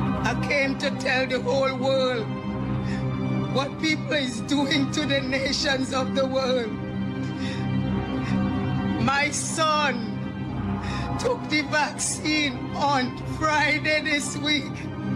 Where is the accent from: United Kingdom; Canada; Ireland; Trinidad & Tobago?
Trinidad & Tobago; I'm from Trinidad and Tobago.